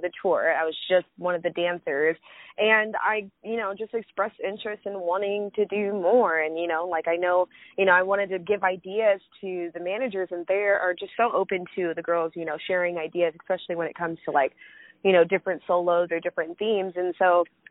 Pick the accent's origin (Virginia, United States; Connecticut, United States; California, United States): California, United States; now in Arizona, United States; I'm from California, but I'm currently living in Arizona.